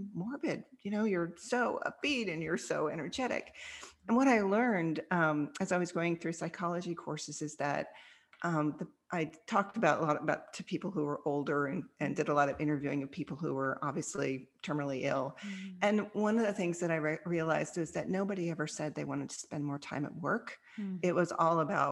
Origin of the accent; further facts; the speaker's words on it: Kansas, United States; also born or lived in Australia; now in Dallas, United States; a little girl growing up in Kansas